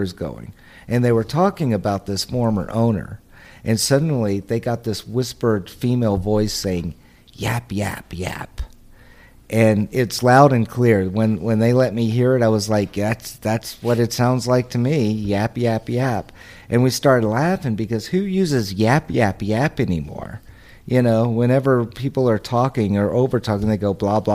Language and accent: English; Texas, United States; I'm from Texas